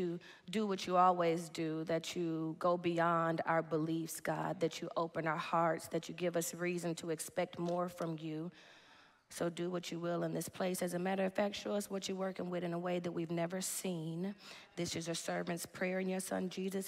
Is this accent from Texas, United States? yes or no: yes; Dallas, Texas, United States; I'm from Dallas, Texas